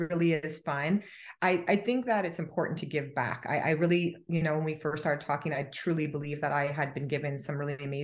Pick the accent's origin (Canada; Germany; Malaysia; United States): Canada; to come to the US as a Canadian